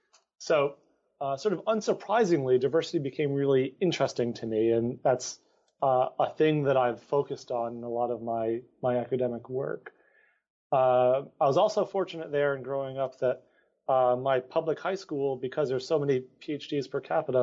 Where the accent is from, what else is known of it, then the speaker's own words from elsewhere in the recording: Amherst, Massachusetts, United States; So I grew up in a bit of a hippie town. I grew up in Amherst, Massachusetts. So that's a five college town.